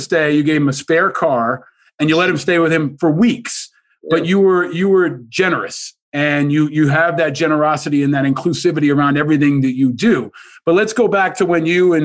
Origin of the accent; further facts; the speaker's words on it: New York, United States; I grew up in New York